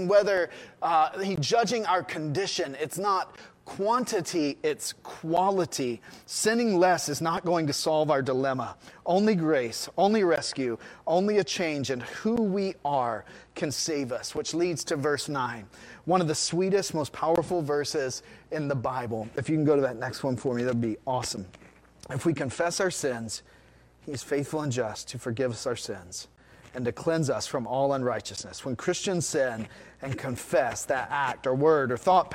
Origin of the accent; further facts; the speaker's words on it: United States; as an American society